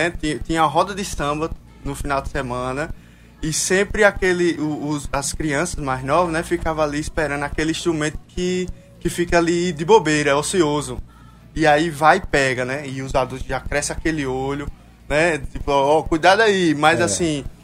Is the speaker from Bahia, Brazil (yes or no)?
no; Paraíba, Brazil; Eu sou paraibano, então eu tenho